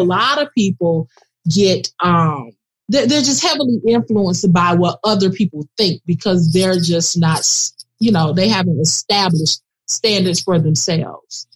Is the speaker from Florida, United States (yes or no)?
yes; Miami, Florida, United States; both born and raised in Miami